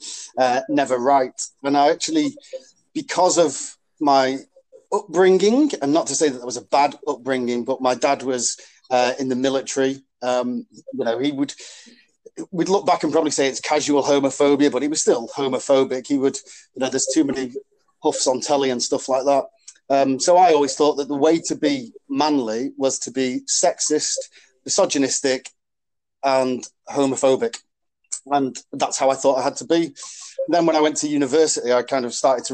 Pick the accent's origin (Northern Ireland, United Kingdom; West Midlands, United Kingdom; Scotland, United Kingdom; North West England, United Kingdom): North West England, United Kingdom; Warrington; accent: northern; moved away as an adult; now in London, United Kingdom; I'm from Warrington. I'm from this leafy little village in Warrington called Lym. And we are quite a rugby-centred village. So that I looked at rugby players at my school and in my village